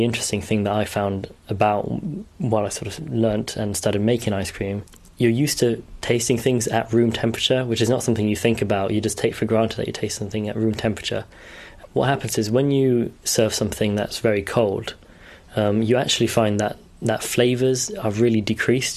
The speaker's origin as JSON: {"language": "English", "country": "Italy", "tie": "born or raised there", "moved": "yes", "lives_now": "Oxford, United Kingdom", "said": "Growing up in Italy"}